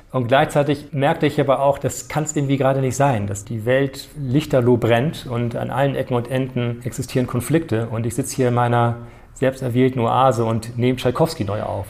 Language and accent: German; Norderstedt, Schleswig-Holstein, Germany; also born or lived in Hamburg / Nairobi / Arnhem; in Norderstedt, dort wo ich aufgewachsen bin